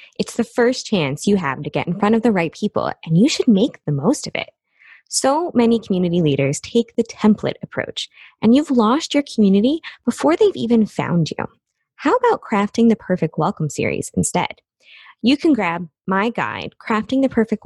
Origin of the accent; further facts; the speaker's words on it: Midwest, United States; I was brought up in the Midwest